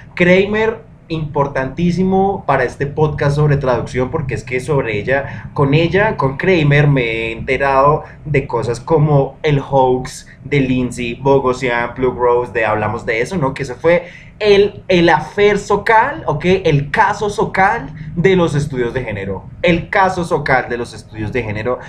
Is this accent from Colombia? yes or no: yes; Colombia; nosotros somos muy colombianos y que lo que nosotros hacemos es muy de colombiano y muy de acá